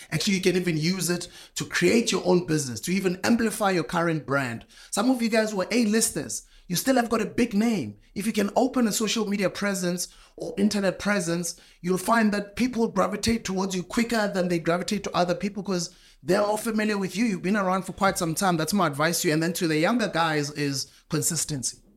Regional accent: South Africa; where I come from in my country, you know, South Africa

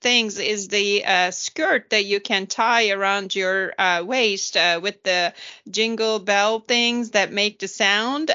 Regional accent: Turkey; moved away; I was growing up in Turkey

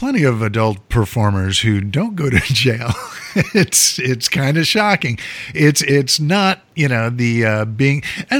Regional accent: Chicago, Illinois, United States; Like, I mean, I grew up in Chicago. I knew, you know, a lot of folks that vacationed in Adele's up there and met my fair share of Scannies, the folks from Wisconsin, the Cheeseheads.

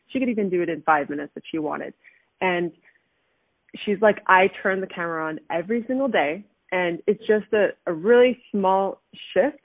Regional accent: Canada; moved away as an adult; also born or lived in Southern California, United States; now in Germany; I moved back to Canada. I graduated from high school

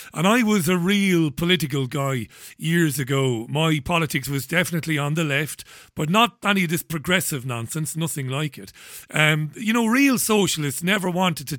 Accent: Ireland; as an Irishman, I'm an Irish Republican

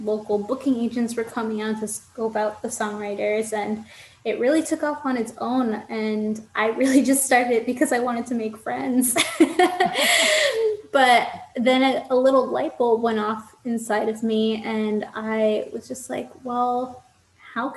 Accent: New York, United States; now in Florida, United States; I grew up in New York and I spent a lot of time in New York

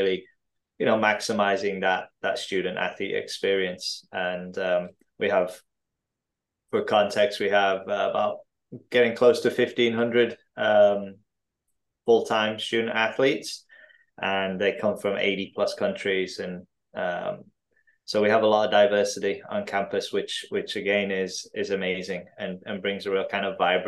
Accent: Driffield, Yorkshire and the Humber, United Kingdom; moved away; also born or lived in Tanzania; I grew up between kind of Hull and York, out in a small town in East Yorkshire called Driffield

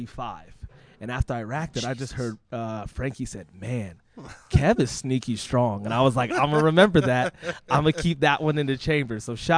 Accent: Boston, Massachusetts, United States; I'm from Boston.

